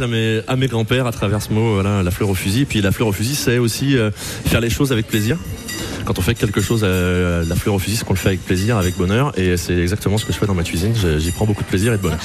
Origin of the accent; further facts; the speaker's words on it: Apinac, Auvergne-Rhône-Alpes, France; je suis originaire d'Apinac comme lui